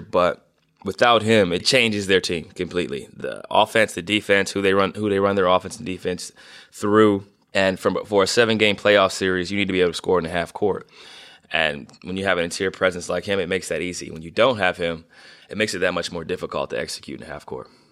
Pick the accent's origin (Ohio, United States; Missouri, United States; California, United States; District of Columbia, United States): Ohio, United States; Northeast; being from Northeast Ohio